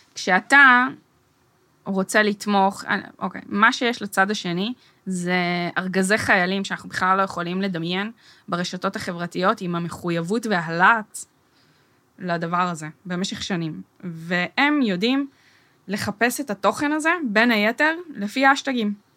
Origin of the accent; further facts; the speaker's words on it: Herzliya, Tel Aviv District, Israel; ואני גדלתי בהרצליה